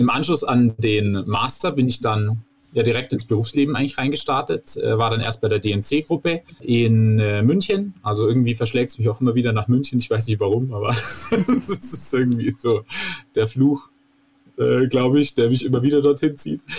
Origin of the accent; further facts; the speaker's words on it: Vorarlberg, Austria; Ich komme äh, ursprünglich aus äh, Oberstdorf beziehungsweise aus dem kleinen Walsertal. Also ich bin auch Österreicher. Man hört es eigentlich nicht, weil ich aus dem Touristenort komme.